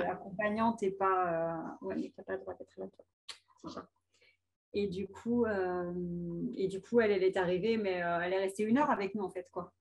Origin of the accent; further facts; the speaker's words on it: France; chez nous en France